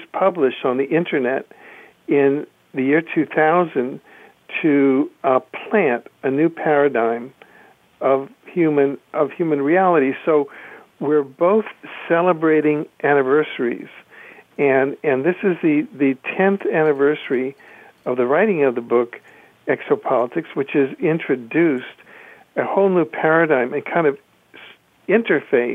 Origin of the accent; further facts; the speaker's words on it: Cuba; my mother's family is from Cuba, and I grew up in Cuba